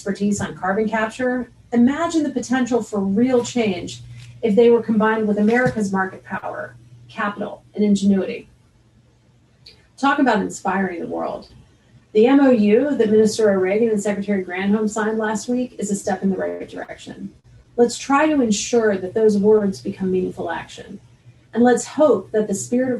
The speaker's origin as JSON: {"language": "English", "country": "United States", "said": "I'm an American"}